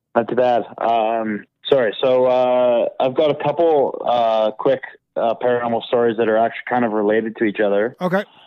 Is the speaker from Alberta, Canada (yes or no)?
yes; Calgary, Alberta, Canada; growing up in Calgary